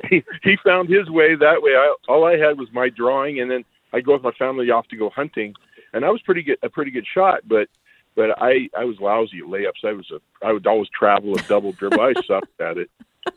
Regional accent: Montana, United States; I was raised in Montana, far away from my people. Our reservation's here.

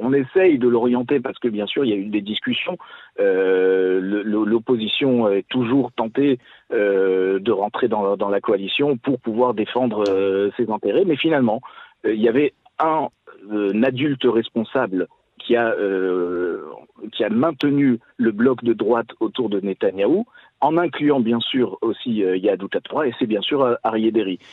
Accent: France; now in Israel; c'est nous en tant que Français qui, avons vécu quand même euh, dans, un, dans une communauté juive en France

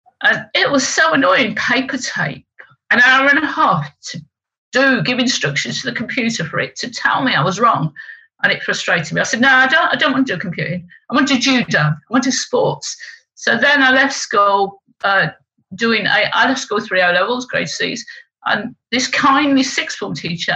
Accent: Leicester, East Midlands, United Kingdom; also born or lived in West Moors, Dorset / Essex; I was born. And then they moved back to Leicester. And we moved into a council estate in Leicester because council estates were the green gardens after the war. And I was brought up in a council estate

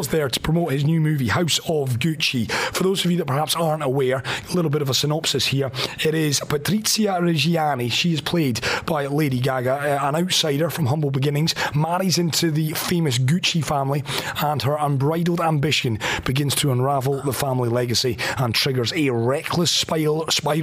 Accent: Aberdeen, Scotland, United Kingdom; accent: broad Scottish; now in Dubai, United Arab Emirates; I am Scottish. Aberdeen is home

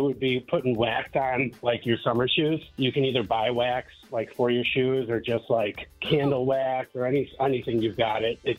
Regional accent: Chicagoland suburbs, Illinois, United States; I'm from Chicago, but Chicagoland, you know, in the suburbs.

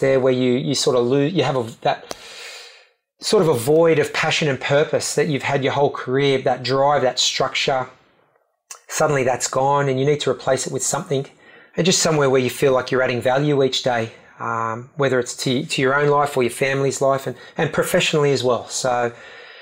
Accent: Australia; we went up as the Aussie team

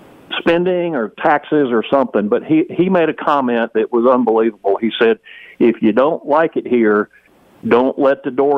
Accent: Charlotte, North Carolina, United States; I was born in Charlotte, and I'm almost 70 years old now.

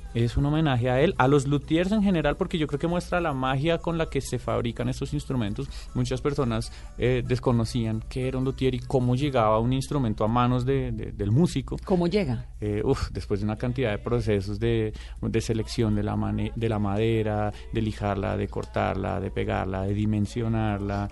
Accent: Bogotá, Colombia; somos tres rolos y un laboyano

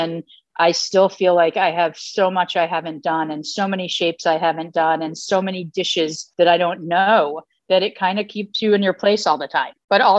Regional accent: North Haven, Connecticut, United States; I grew up in a Jewish family, kosher home. I grew up right outside New Haven in North Haven.

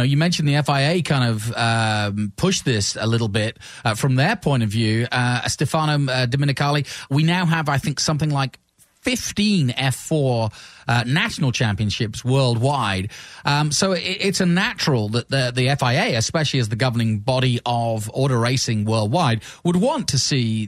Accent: England, United Kingdom; As an Englishman growing up

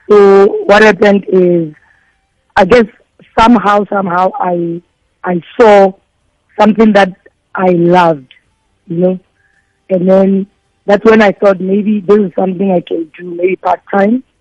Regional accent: Vosloorus, Gauteng, South Africa; i'm from uh, the east rand efoslorus hmm. um, ngifunde lapho ngaqeda i-high school yam khona lapho

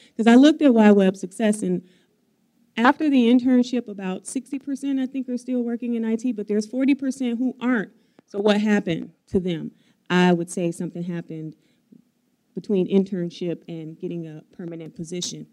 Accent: Chicago, Illinois, United States; moved away as an adult; now in Madison, United States; I'm from Chicago, if I were to move back to Chicago

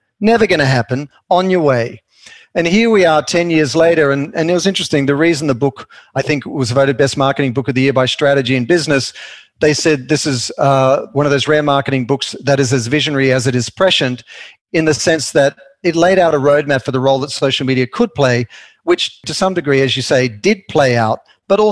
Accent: Sydney, New South Wales, Australia; now in Los Angeles, United States; I grew up in Sydney

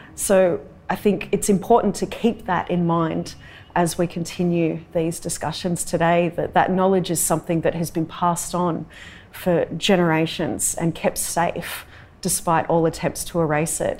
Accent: Darug and Gundungurra country, New South Wales, Australia; I'm a Wiradjuri woman, but I was born and raised on Darug and Gundagarra country

